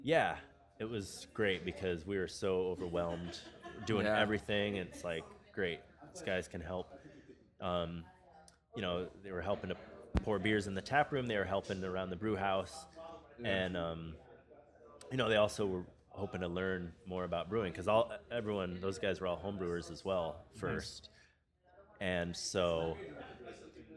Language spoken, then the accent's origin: English; Rochester, New York, United States; moved away as an adult; now in Los Angeles, United States; I grew up in Rochester, New York